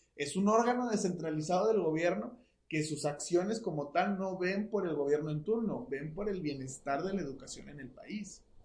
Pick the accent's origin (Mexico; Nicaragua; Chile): Mexico; nosotros como mexicanos